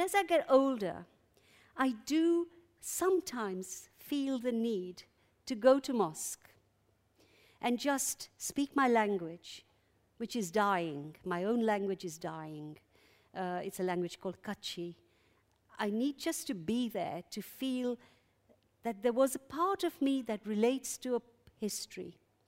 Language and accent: English; Uganda; moved away; I'm an exile from Uganda. I was a dissenting child from a very early age.